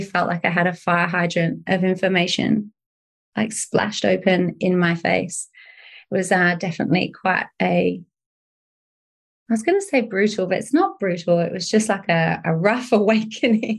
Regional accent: United Kingdom; I'm from the UK

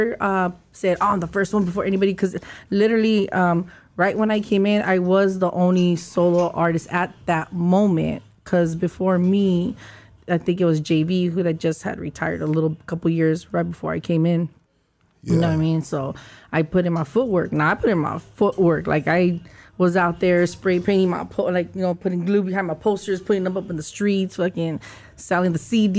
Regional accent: Los Angeles, California, United States; I grew up in Eastside Lincoln Heights, 90031

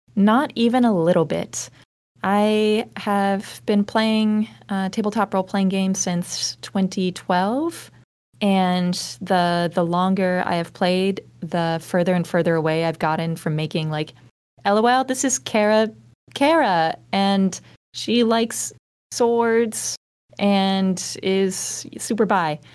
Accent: the South, United States; now in Columbus, United States; I'm originally from the South

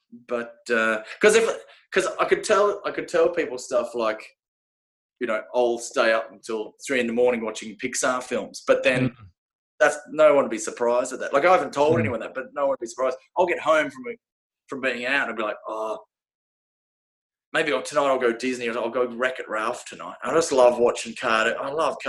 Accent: Glendalough, County Wicklow, Ireland; We grew up in Wicklow anyway. Glendalough.

